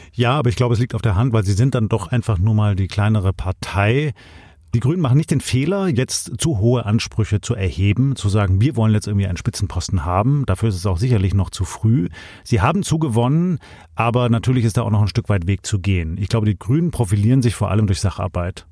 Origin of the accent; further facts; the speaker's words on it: Swabia, Germany; bei uns in Schwaben